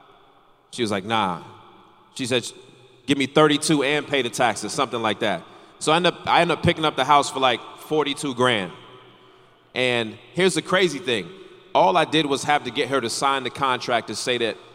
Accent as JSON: {"language": "English", "region": "North Carolina", "country": "United States", "tie": "born or raised there", "said": "I grew up in North Carolina"}